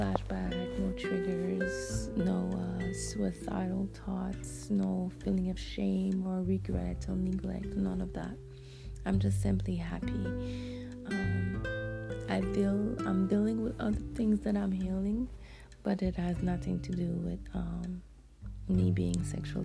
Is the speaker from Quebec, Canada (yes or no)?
yes; Montreal, Quebec, Canada; English is a second language; I'm from the beautiful city of Montreal, Canada. So this is the reason why I have an accent. I speak French fluently, and English is my second language.